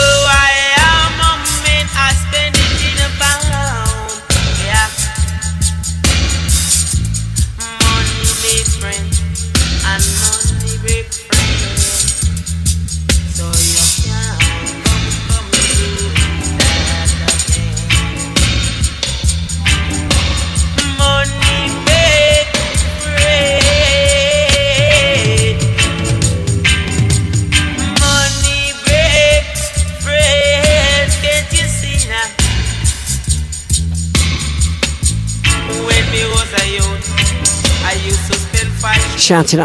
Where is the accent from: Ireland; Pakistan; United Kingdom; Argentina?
United Kingdom; Melton Mowbray, East Midlands; also born or lived in Leicester; The White Hart in Melton Mowbray, aka Cat's Bar. Finally a pub in my hometown that plays ska reggae